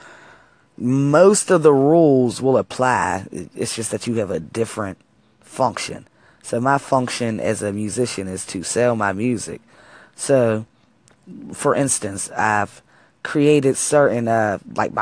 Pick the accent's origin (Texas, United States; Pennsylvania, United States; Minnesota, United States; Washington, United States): Pennsylvania, United States; Wilkinsburg; also born or lived in Pittsburgh, Pennsylvania; I'm from Wilkinsburg, though. Wilkinsburg is my hometown